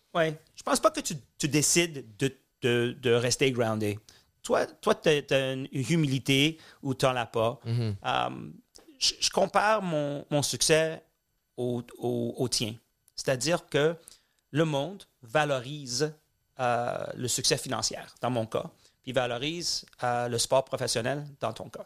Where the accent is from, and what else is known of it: Montreal, Quebec, Canada; born or raised there; also born or lived in Tel Aviv / London